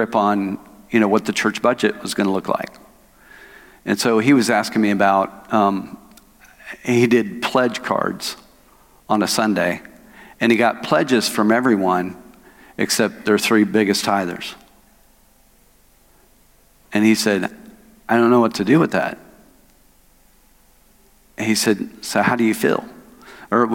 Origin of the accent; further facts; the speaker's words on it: Oklahoma, United States; moved away as an adult; now in Arkansas, United States; I'm from Oklahoma. I was born and raised in Oklahoma.